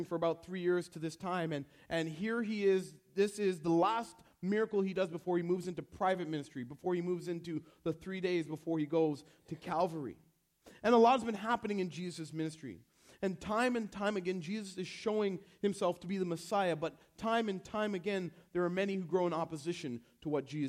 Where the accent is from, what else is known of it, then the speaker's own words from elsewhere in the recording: Canada; I was born in Canada